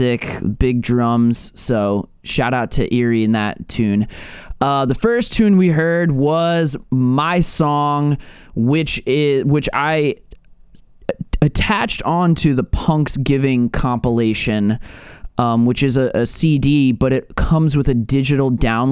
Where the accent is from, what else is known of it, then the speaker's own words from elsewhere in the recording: United States; also born or lived in New York; now in Philadelphia, United States; growing up in New York and Philly